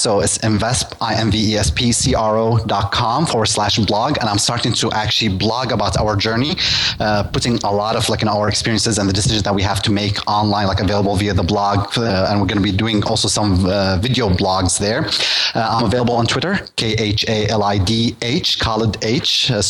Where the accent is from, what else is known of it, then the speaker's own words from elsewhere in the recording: Russia; English is a second language; But, you know, you're talking to me. I'm from Russia. It's a different market.